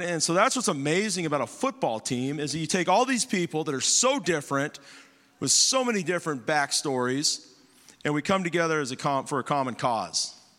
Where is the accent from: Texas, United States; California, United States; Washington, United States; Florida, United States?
California, United States; Bakersfield; moved away; Myself, my wife, we're, we're from Bakersfield.